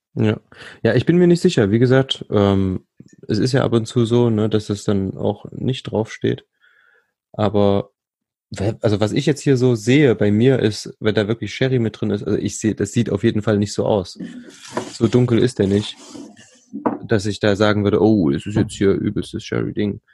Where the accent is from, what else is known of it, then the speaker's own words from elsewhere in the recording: Thuringia, Germany; ich bin ja gebürtiger Thüringer